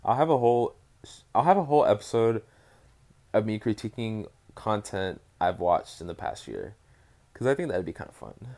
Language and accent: English; Dallas, Texas, United States; I'm from Dallas